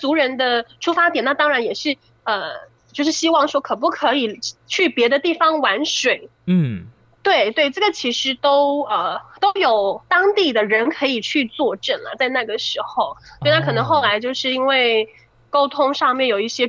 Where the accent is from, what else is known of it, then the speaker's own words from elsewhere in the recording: Yanping, Taitung County, Taiwan; Yeah，sorry，我就是延平乡的人。